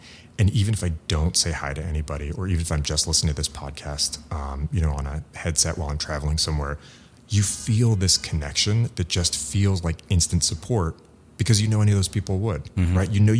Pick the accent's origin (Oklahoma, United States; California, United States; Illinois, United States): California, United States; San Diego; born there; And I happen to love San Francisco, and I was born in San Diego, like the son of European immigrants.